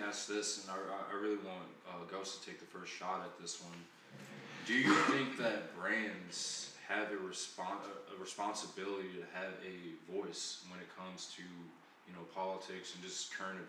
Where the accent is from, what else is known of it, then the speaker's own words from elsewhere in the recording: Chicago, Illinois, United States; born in Chicago, growing up on the South Side like Kanye